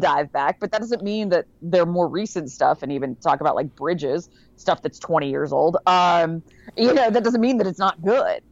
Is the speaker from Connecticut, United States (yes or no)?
yes; Connecticut, United States; I grew up in Connecticut